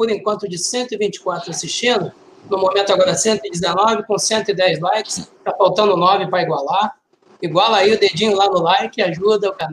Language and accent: Portuguese; Rio de Janeiro, Brazil; also born or lived in Rio Grande do Sul; eu sou gaúcho, mas cresci no Rio de Janeiro.